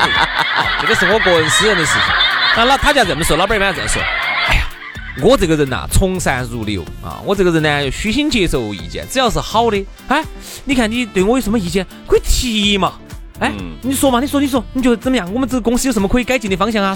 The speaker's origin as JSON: {"language": "Chinese", "region": "Sichuan", "country": "China", "accent": "Sichuanese", "said": "按照我们四川话来说呢，这个抱怨就是啥子？我们喊你屁话都"}